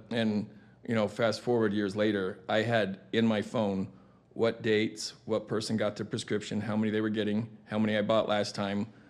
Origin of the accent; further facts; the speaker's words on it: Tucson, Arizona, United States; born and raised in Tucson, Arizona.